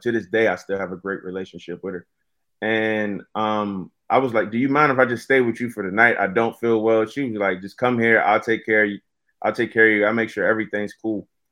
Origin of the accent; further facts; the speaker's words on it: Virginia, United States; also born or lived in North Carolina; I moved to Virginia from North Carolina with my mom when I was about, yeah, about two years old, and we moved in with my grandmother